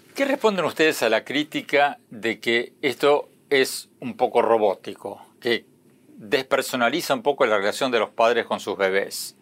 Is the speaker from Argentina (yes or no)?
yes; Argentina; moved away as an adult; now in United States; yo nací y me crié en Argentina